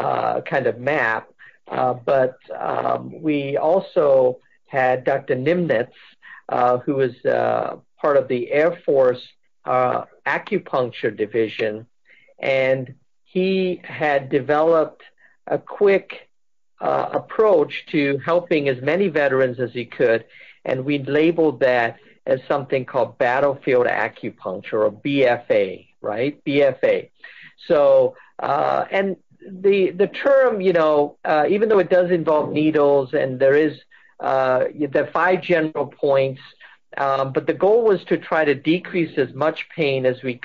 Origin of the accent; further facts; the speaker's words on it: England, United Kingdom; also born or lived in United States; I had of this Indian heritage, even though, I grew up partly in England and partly here